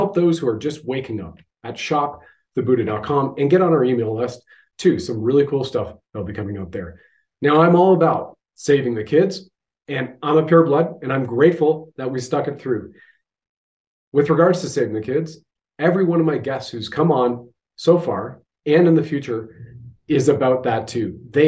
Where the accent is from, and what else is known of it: Canada